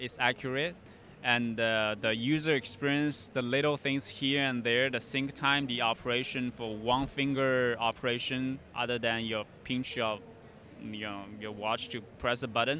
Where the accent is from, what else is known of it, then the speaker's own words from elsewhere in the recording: China; moved away as an adult; now in United States; It's actually in China, okay. Where my hometown is.